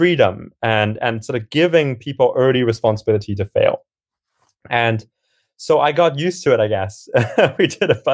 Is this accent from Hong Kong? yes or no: yes; Hong Kong; moved away as an adult; now in United Kingdom; I grew up in Hong Kong and had a bit of an up and down journey in high school before I eventually came over to the UK.